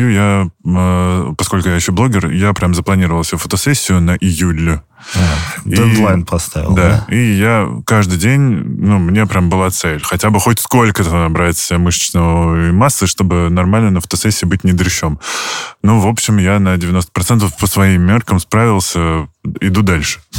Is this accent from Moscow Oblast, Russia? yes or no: yes; Stupino, Moscow Oblast, Russia; я из Ступина